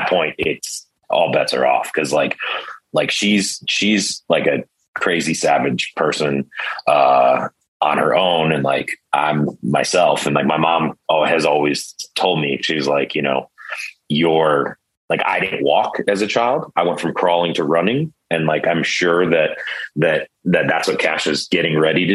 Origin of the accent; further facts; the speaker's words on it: Cleveland, Ohio, United States; I grew up in Cleveland where it's cold all the time